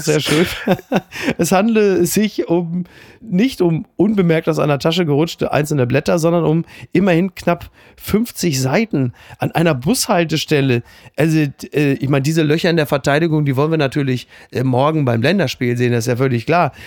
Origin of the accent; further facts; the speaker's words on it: Germany; als Deutscher